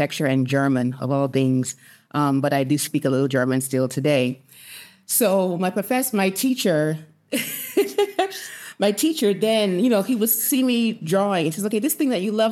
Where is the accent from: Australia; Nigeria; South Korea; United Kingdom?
Nigeria; moved away; also born or lived in Knoxville, Tennessee / Atlanta, Georgia; I'm from Nigeria. I'm Igbo.